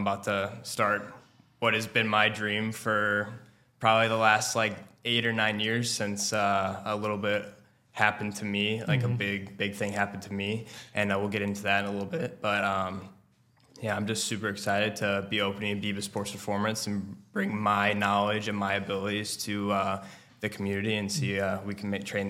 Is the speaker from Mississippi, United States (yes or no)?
no; St. Louis, Missouri, United States; from St. Louis, Missouri, my entire life, born and raised here in Oakville area, more so down towards like South County.